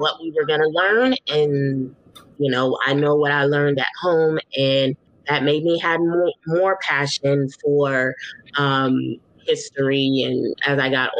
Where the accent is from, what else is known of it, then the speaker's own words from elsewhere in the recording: Southern California, United States; I was in Southern California